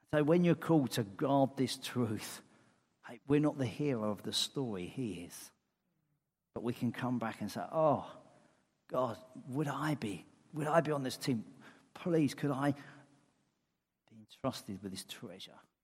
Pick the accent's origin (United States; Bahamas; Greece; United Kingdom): United Kingdom; England; I'm English.